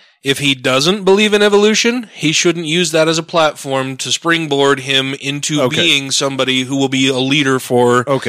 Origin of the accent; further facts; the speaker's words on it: Utah, United States; I'm a U-tard.